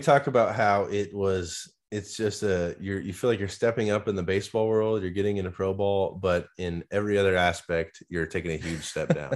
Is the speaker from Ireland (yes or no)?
no; Nebraska, United States; moved away; growing up in Nebraska